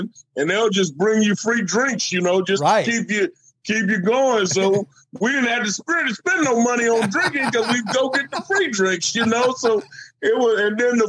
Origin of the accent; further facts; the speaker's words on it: Fresno, California, United States; it was in Fresno, my hometown